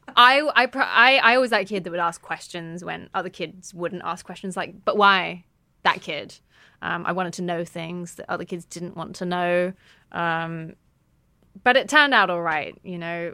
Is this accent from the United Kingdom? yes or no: yes; United Kingdom; I was raised outside of London in a, a, an OAP town